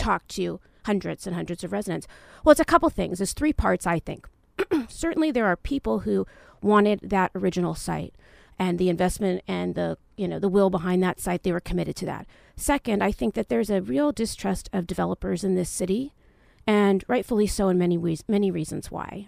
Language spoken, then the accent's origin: English; San Fernando Valley, California, United States; moved away as an adult; also born or lived in New York; now in Irvine, United States; I grew up in the San Fernando Valley, um, in the eighties in real suburbia